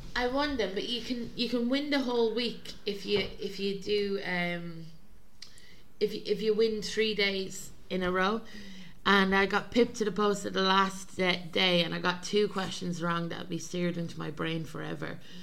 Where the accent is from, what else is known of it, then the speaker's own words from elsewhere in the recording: Ireland; moved away; I'm from Ireland originally